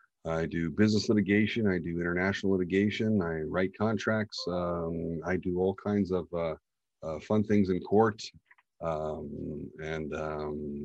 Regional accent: United States; being the American cowboy litigator that I suppose I am

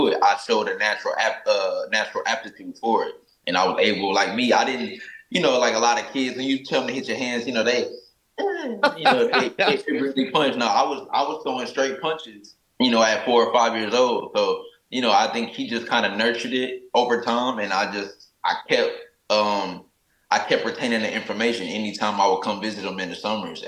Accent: Oklahoma, United States; moved away; also born or lived in Atlanta; I come from Oklahoma. It's a small state

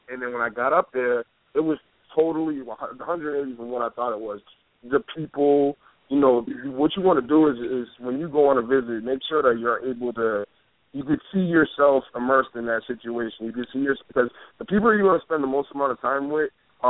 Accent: Boston, Massachusetts, United States; Even though I'm from Boston, you know, you think about Maine, it's like, what is up there?

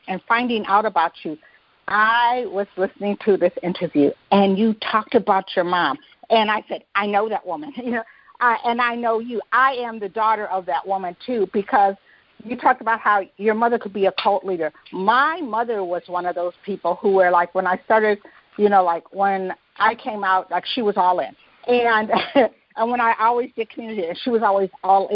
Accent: Detroit, Michigan, United States; I grew up in Detroit

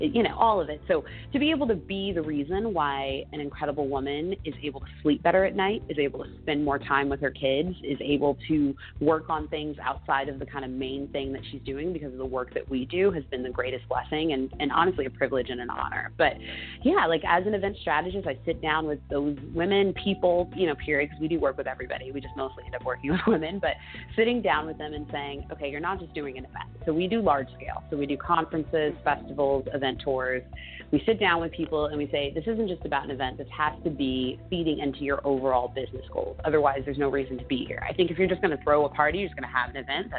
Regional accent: Los Angeles, California, United States; moved away as an adult; also born or lived in Chicago / San Francisco / New York / Atlanta; I grew up in North Hollywood

